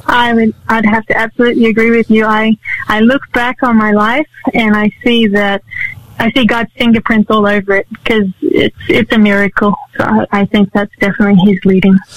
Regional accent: Sydney, New South Wales, Australia; I grew up in Sydney

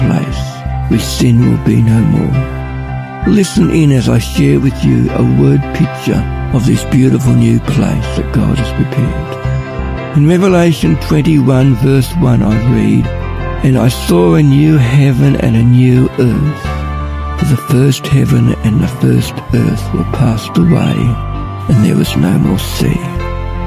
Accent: Ballarat, Victoria, Australia; I'm from Ballarat.

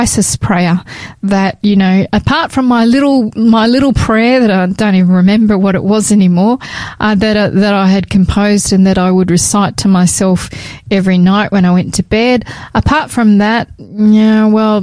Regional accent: New South Wales, Australia; I was born in Australia, in New South Wales, to parents who what would I say, that they were nominal Catholics

